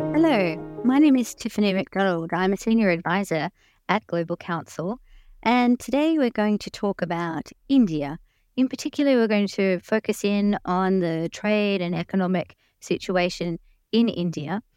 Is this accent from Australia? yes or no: yes; Australia; I have worked as an Australian diplomat for over twenty years